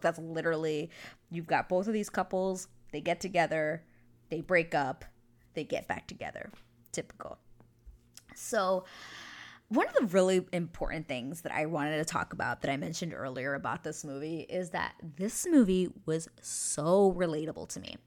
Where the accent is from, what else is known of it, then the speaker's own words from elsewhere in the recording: United States; now in New Westminster, Canada; I am an American citizen, but I do live in Canada